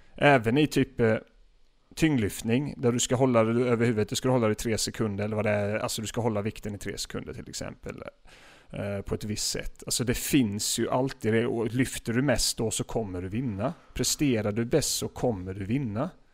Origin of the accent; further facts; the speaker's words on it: Gislaved, Jönköping County, Sweden; moved away; För de som inte vet vad Gislaved är så är det min hemort där